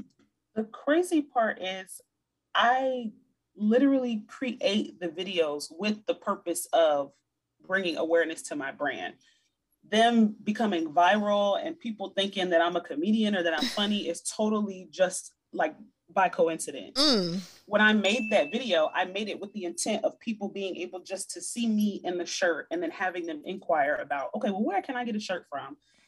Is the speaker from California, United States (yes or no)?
no; Hampton Roads, Virginia, United States; I'm from Virginia.